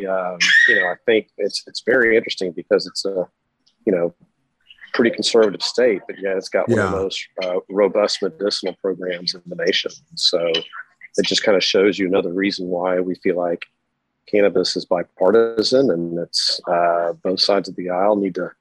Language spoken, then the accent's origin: English; Dallas, Texas, United States; also born or lived in Austin; I grew up in Dallas. Was actually born in Austin